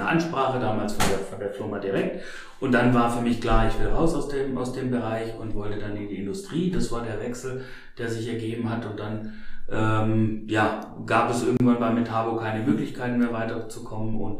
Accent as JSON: {"language": "German", "town": "Stuttgart", "region": "Baden-Württemberg", "country": "Germany", "said": "ich komme ja ursprünglich aus Stuttgart und habe gesagt, okay, ich möchte gern raus von zu Hause einfach was Neues kennenlernen"}